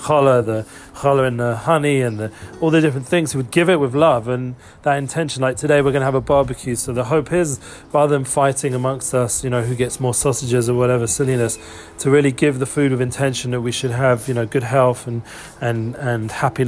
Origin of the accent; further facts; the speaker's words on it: England, United Kingdom; also born or lived in Harrow; now in Israel; my background growing up in England